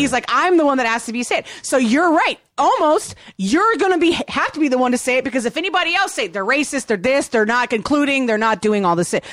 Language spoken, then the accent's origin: English; Virginia, United States; I grew up in Virginia and I listened to hip hop.